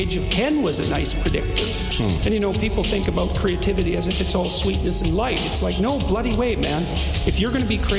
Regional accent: Canada; as a Canadian

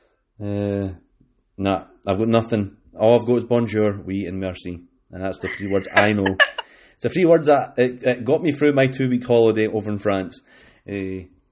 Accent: West Lothian, Scotland, United Kingdom; where I'm from is West Lothian, which is pretty central

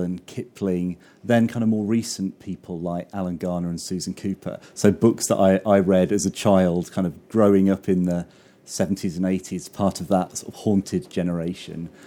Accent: the Fens, East of England, United Kingdom; I grew up in the Fen, so it's all, it's all kind of flat and big skies and bleak and eerie

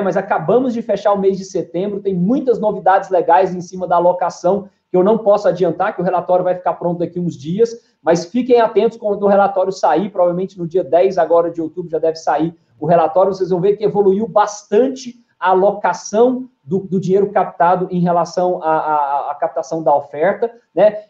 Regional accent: Goiânia, Goiás, Brazil; also born or lived in São Paulo; eu sou natural de Goiânia, né, nasci aqui em Goiânia, é, me criei aqui em 2001, acabei me mudando para São Paulo para fazer faculdade

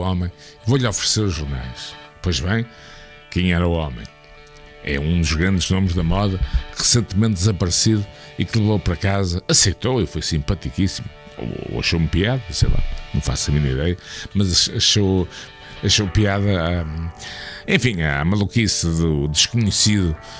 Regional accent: Porto, Norte, Portugal; sou do Porto

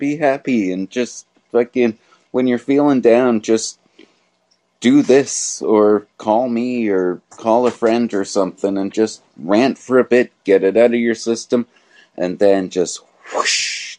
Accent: United Kingdom; I'm British.

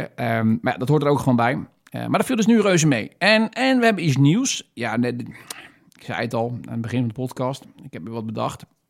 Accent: Netherlands; wij hebben natuurlijk als, als Nederlanders of Wester, eh, Westerlingen

